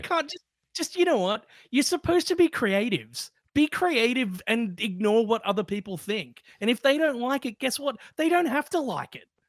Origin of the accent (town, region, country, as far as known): Australia